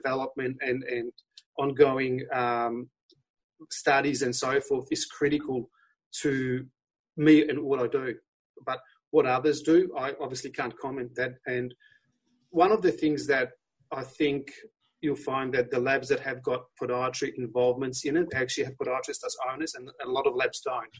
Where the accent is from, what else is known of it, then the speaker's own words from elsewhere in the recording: Poland; accent: Polish; moved away; my Polish accent's coming through. I was born in Poland